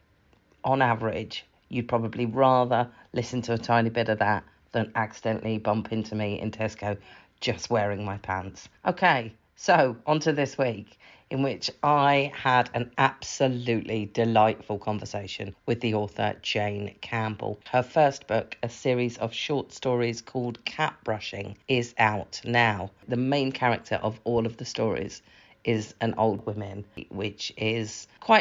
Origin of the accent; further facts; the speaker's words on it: England, United Kingdom; I'm English